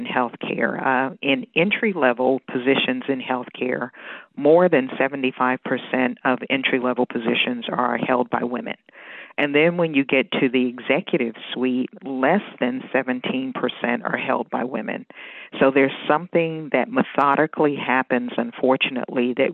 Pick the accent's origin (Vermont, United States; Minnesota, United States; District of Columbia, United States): District of Columbia, United States; Washington; moved away as an adult; also born or lived in Northern Virginia / Maryland; now in Pennsylvania, United States; I was born and raised in Washington, D.C., and I'm a product of D.C. Public Schools